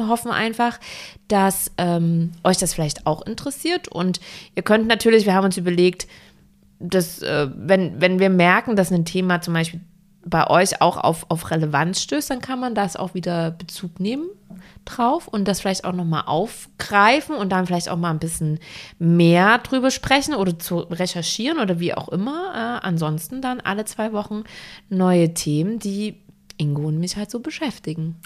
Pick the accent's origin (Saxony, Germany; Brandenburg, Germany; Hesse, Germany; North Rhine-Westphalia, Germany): Saxony, Germany; now in Hamburg, Germany; Ich komme aus Sachsen